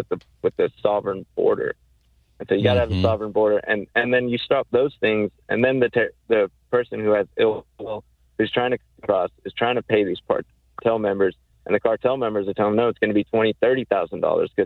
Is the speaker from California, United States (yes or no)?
no; Corpus Christi, Texas, United States; also born or lived in Mexico; now in Austin, United States; I'm from Corpus Christi, Texas